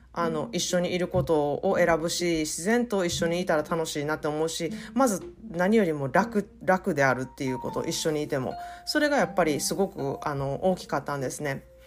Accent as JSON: {"language": "Japanese", "country": "Japan", "tie": "born or raised there", "moved": "yes", "lives_now": "United States", "said": "育ったのは日本だけれどもずっとアメリカで住んで英語でやってきてる"}